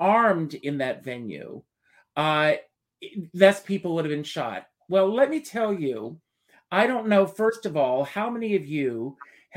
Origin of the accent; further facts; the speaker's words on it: Myrtle Beach, South Carolina, United States; I grew up in Myrtle Beach, South Carolina, outside mm-hmm. of Myrtle Beach.